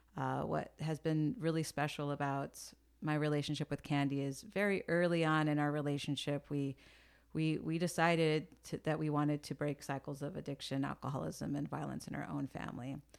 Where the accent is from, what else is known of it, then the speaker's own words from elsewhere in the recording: San Jose, California, United States; also born or lived in San Francisco; I am, uh, born and raised in the Bay Area.